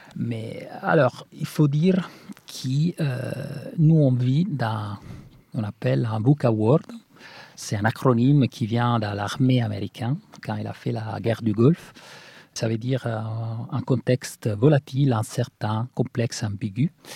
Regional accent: Italy; French is a second language; moved away; Nous, qu'on vient de l'Italie

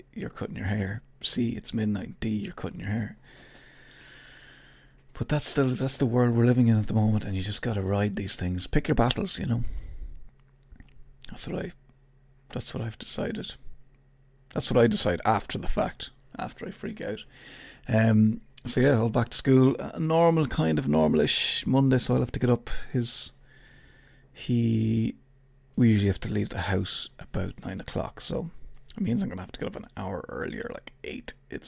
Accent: Ireland; I'm Irish. I have to ask you what time it is.

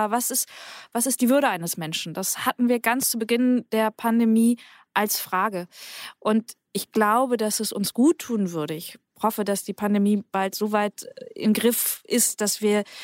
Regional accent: West Germany, Germany; ich bin in Westdeutschland aufgewachsen, äh, lange nach dem Krieg

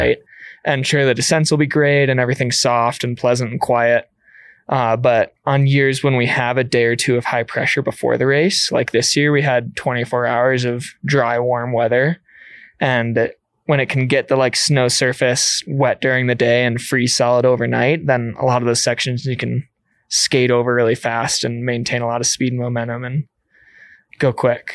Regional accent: Illinois, United States; moved away as an adult; now in Gunnison Valley, United States; I was still in high school as a senior, and I came out to Colorado from Illinois

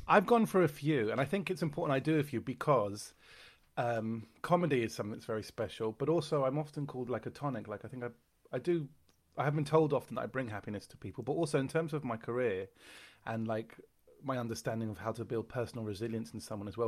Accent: London, United Kingdom; I am from London

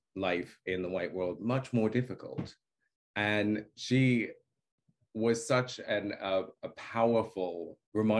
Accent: Australia; moved away; also born or lived in New York, United States; I was born in New York, but I grew up in Australia.

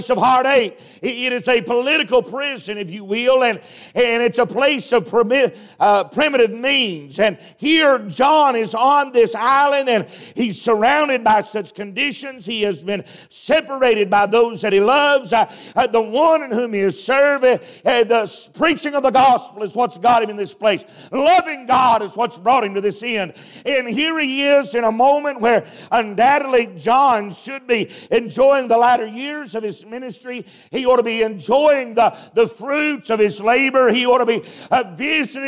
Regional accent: Appalachia, United States; I'm from Appalachian America

